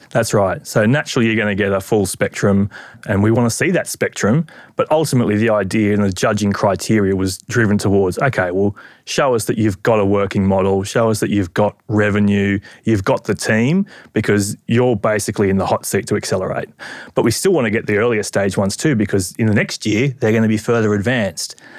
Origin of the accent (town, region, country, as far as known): Australia